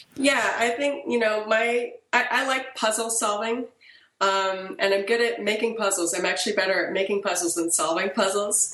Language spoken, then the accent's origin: English; Portland, Oregon, United States; also born or lived in France / Middletown, Connecticut; I was in France until I was eight, and then I moved back to my parents' home uh, they're from a small town in Oregon, but they moved back to Portland. And I was in Portland from the time I was eight till the time I graduated from high school